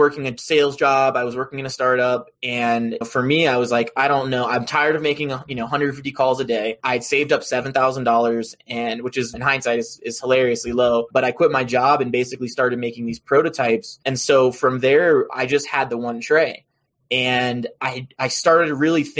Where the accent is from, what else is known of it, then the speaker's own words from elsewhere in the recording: Roanoke, Virginia, United States; moved away as an adult; also born or lived in Colorado; I am a Virginia boy, born and raised in Roanoke, Virginia.